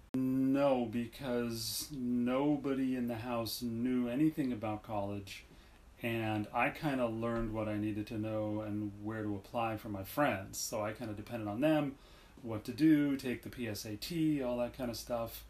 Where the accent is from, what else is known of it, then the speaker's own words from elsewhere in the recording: Southern California, United States; also born or lived in Montreal, Quebec, Canada / Los Angeles / San Diego; I grew up in Southern California